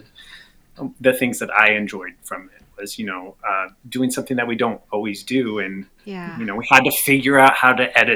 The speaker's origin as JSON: {"language": "English", "region": "Southeast Iowa", "country": "United States", "also_born_or_lived": "Brownville / Chicago", "moved": "yes", "said": "I'm from Southeast Iowa"}